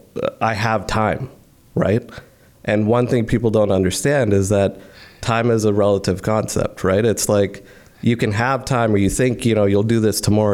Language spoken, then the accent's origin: English; Delhi, India; moved away as an adult; now in Canada; I grew up in India for 18 years